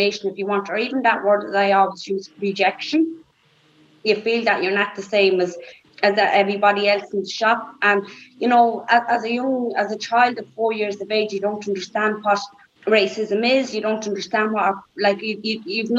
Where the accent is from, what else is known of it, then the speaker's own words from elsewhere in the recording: Dublin, Leinster, Ireland; Growing up in Labrie, nobody was ever short of bread or milk.